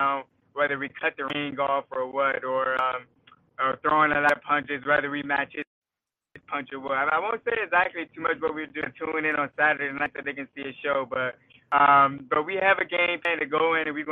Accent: Maryland, United States; my hometown

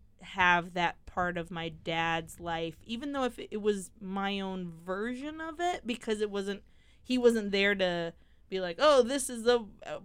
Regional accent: United States; accent: American; also born or lived in England; my American accent.

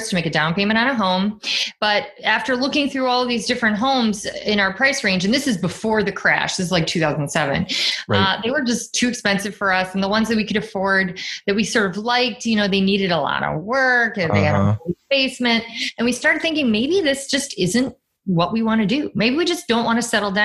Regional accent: Chicago, Illinois, United States; I'm from Chicago

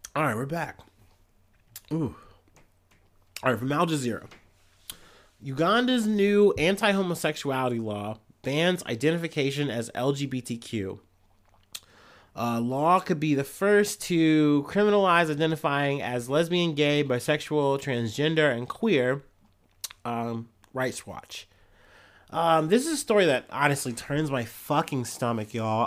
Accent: Midwest, United States; I'm a Midwesterner

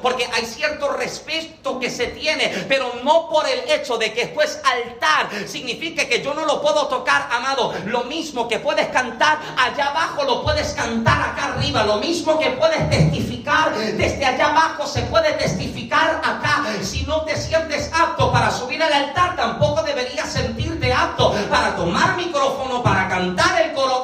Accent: Puerto Rico; moved away as an adult; now in Massachusetts, United States; soy boricua.

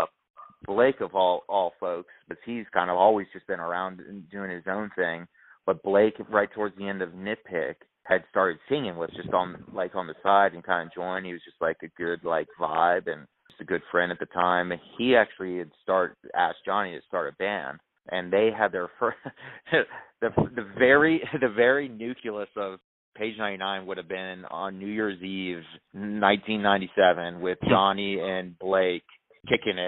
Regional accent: Sterling, Virginia, United States; we actually had a place in Sterling

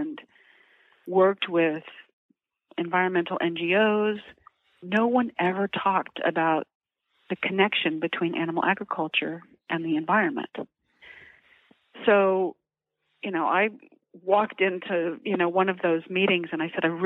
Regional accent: Oklahoma, United States; I grew up in Oklahoma, and we actually grew our own cows and our own pigs

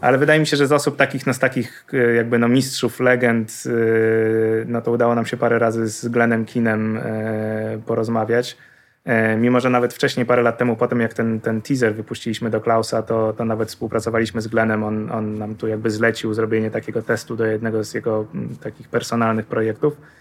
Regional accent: Poland; jesteśmy z Polski

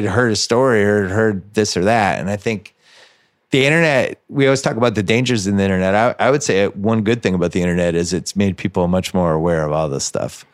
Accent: Massachusetts, United States; I grew up in Massachusetts and I, I knew, and then I went to college there and I lived there after

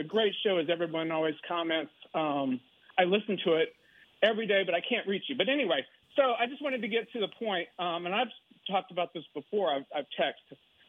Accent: Waco, Texas, United States; now in Fort Lauderdale, United States; I guess I was born in 1963 in Waco.

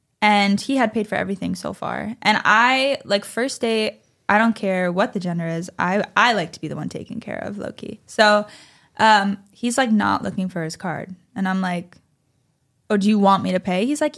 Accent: East Coast, United States; It's 11 o'clock at night. I'm from the East Coast. It's 2 a.m.

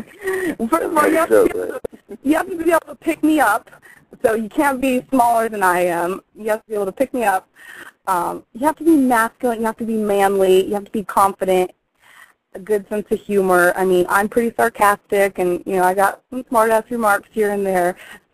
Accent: Midwest, United States; I am from the Midwest. I do have, like, those Midwest PTA mom values.

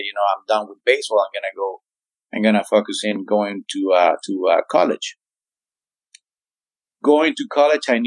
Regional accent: Zulia, Venezuela; moved away; in Zulia, in my hometown

